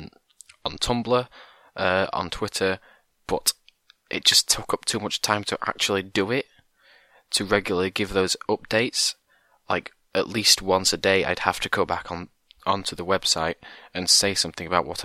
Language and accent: English; England, United Kingdom; I'm from England